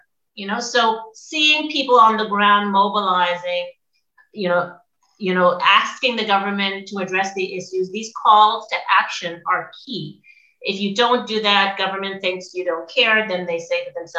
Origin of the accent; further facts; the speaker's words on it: Nova Scotia, Canada; now in Ontario, Canada; I'm in Ontario right now, but I'm from Nova Scotia and I had no idea this was happening.